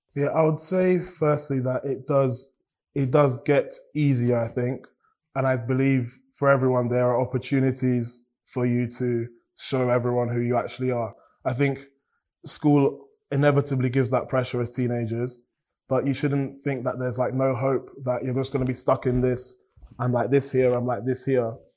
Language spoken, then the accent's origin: English; Cambridge, East of England, United Kingdom; I've grown up in Cambridge and I'm grateful for all of these things. And I've also grown up in a Nigerian household